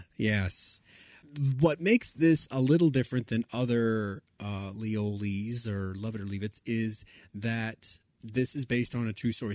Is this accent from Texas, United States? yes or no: yes; Texas, United States; in my home state